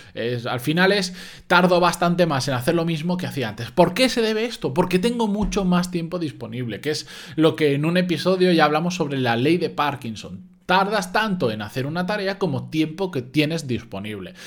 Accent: Spain; los que somos de España

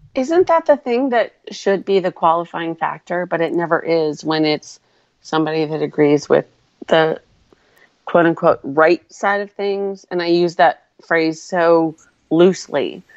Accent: Wisconsin, United States; moved away as an adult; now in Arizona, United States; I grew up in Wisconsin

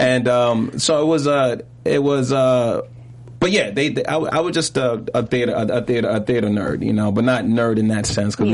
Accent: New York City, New York, United States; also born or lived in Brooklyn / Harlem; I also grew up in Harlem. I always say I always say I'm from Brooklyn, Brooklyn and Harlem, because uh-huh. I moved to Harlem when I was 12

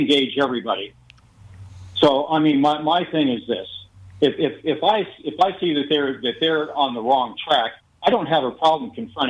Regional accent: Hawaii, United States; also born or lived in Las Vegas, United States; I grew up in Hawaii and Las Vegas.

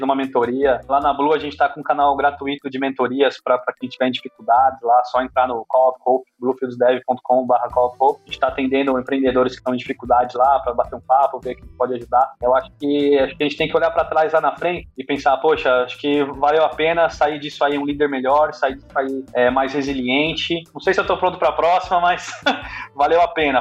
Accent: Brazil; como brasileiro

